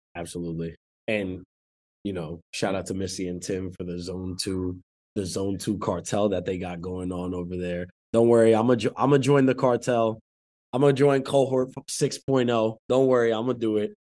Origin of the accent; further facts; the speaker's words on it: New Jersey, United States; I'm from Jersey